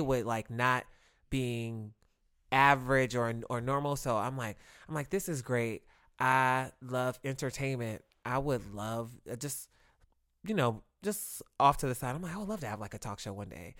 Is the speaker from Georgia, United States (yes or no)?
no; Ohio, United States; moved away; we're from Ohio.